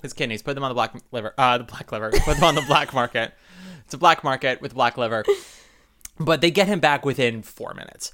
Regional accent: New York, United States; much as I love being a New Yorker

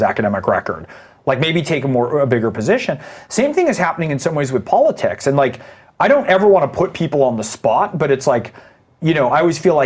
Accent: Saratoga, California, United States; I remember growing up in the Reagan era, family of, like, you know, we were the only Jews in Saratoga and Silicon Valley in my neighborhood at the time

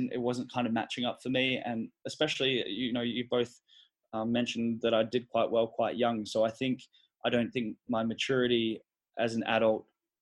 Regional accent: Sydney, New South Wales, Australia; also born or lived in Melbourne; I grew up in Sydney

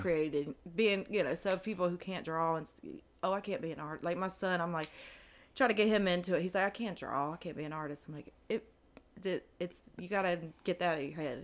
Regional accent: Greensboro, North Carolina, United States; also born or lived in Spencer, North Carolina / Salisbury, North Carolina / Charlotte, North Carolina; i was originally born in uh, Spencer, North Carolina

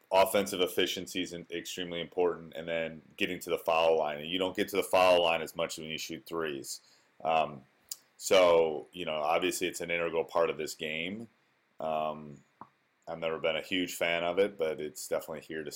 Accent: Wisconsin, United States; I grew up in Wisconsin. I went away for school, but then came back.

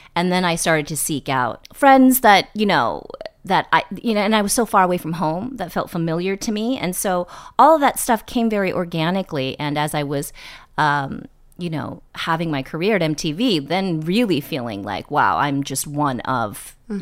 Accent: East Bay, Bay Area, Northern California, United States; born or raised there; moved away; also born or lived in New York

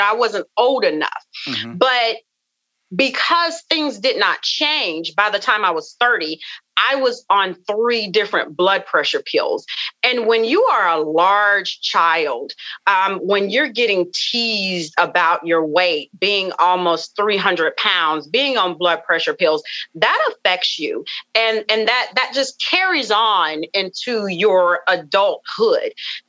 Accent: the South, United States; you know, I come from the South. And we come from, you know, a family of just rich cooking, rich foods.

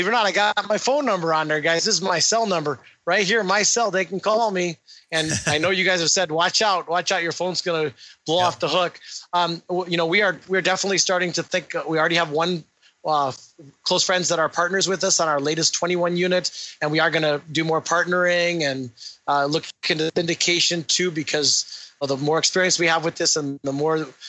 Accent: Illinois, United States; moved away; I'm from Illinois. I'm from Illinois originally.

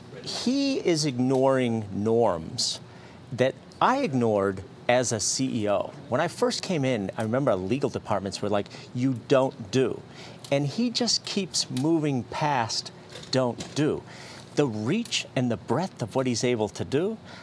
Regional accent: Fitchburg, Massachusetts, United States; I was born in Fitchburg, Massachusetts.

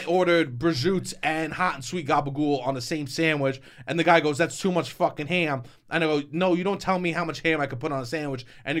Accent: New York, United States; I'm from New York

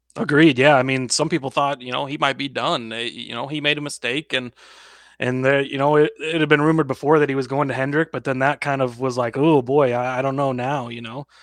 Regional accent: Lincoln, Nebraska, United States; I'm from Lincoln, Nebraska

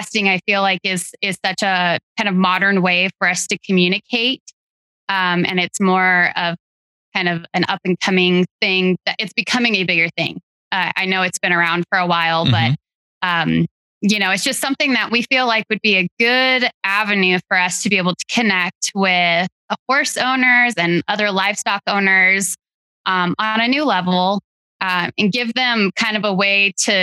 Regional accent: Central Oregon, United States; moved away as an adult; also born or lived in Idaho; I actually grew up in Central Oregon on a small cattle ranch.

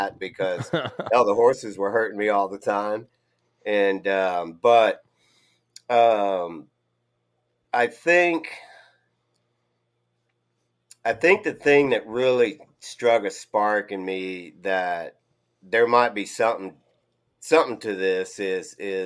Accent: South Texas, United States; moved away as an adult; also born or lived in Wyoming; now in South Carolina, United States; I grew up in South Texas, and a triplet, twin brother, twin sister

